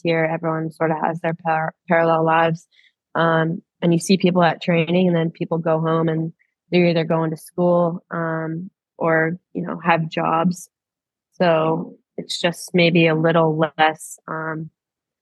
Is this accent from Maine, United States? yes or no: yes; Maine, United States; moved away as an adult; now in Australia; I've grown up on the coast back home